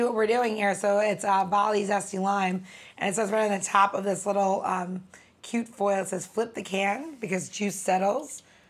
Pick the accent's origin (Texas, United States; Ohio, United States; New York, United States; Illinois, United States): New York, United States; Long Island; I'm from Long Island